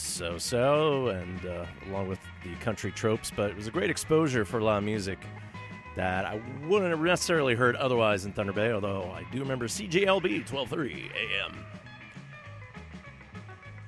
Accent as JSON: {"language": "English", "country": "Finland", "said": "my home country is how the Finns rake their forests in Finland"}